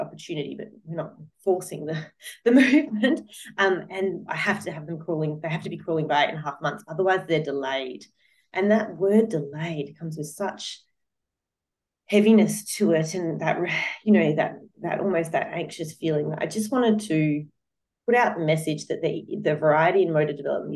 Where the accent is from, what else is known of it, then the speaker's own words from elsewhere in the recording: Australia; I'm from Australia, so I speak in an Australian context